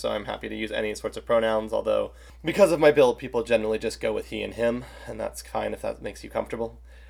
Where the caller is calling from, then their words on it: Charlotte, North Carolina, United States; I am joining from Charlotte, North Carolina in the United States.